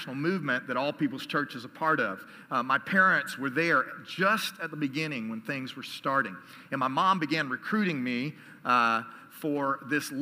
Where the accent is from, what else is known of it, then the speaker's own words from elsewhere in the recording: Dallas, Texas, United States; also born or lived in College Station, Texas; I was born and raised in Dallas, Texas